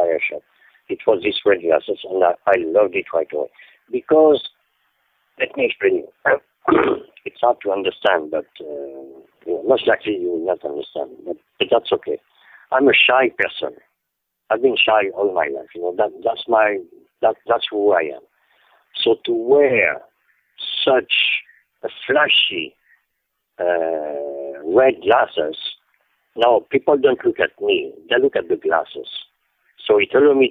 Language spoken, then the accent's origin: English; Paris, Île-de-France, France; English is a second language; moved away as an adult; now in New York, United States; I was born in 1946 in Paris